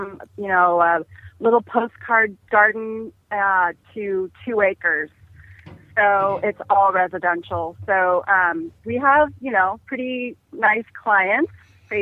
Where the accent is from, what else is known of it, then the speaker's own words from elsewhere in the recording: San Jose, California, United States; Growing up in San Jose, California